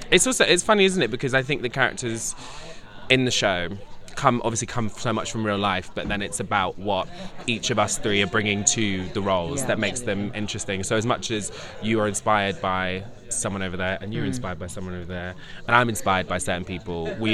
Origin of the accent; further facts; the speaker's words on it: Scotland, United Kingdom; I've been sat next to Lisa all day and I'm Scottish.